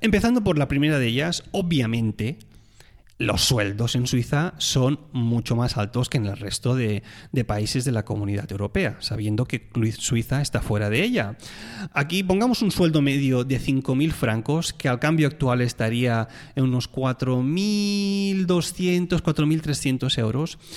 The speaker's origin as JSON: {"language": "Spanish", "town": "Tarragona", "region": "Catalonia", "country": "Spain", "moved": "yes", "said": "soy de Tarragona"}